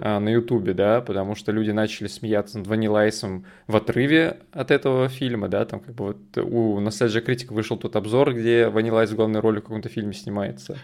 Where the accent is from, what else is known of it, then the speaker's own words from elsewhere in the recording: Russia; в детстве в России